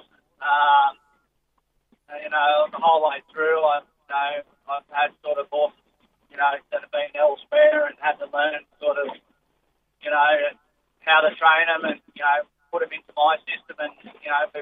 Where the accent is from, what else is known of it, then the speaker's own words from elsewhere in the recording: South Coast, New South Wales, Australia; also born or lived in Sydney; I was born in Sydney, but grew up mostly on the south coast at Maria. Went down there when I was younger.